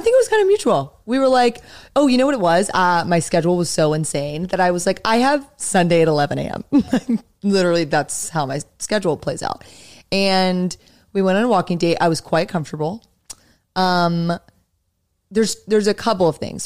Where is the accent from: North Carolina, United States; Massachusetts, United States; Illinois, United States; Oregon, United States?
North Carolina, United States; Raleigh; moved away as an adult; now in New York, United States; I grew up in Raleigh